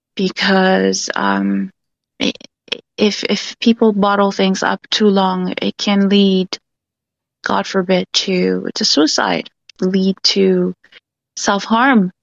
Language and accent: English; Vancouver, British Columbia, Canada; I'm actually from Vancouver. uh, Canada